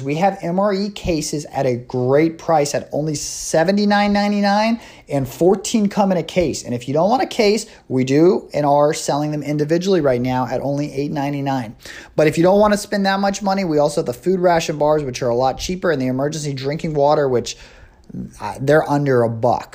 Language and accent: English; United States; it is something we go through as Americans every four years